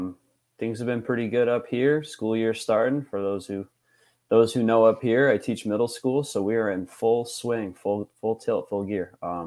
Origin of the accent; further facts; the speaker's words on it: Hartford, Connecticut, United States; being from Connecticut, you know, born and raised in the Hartford area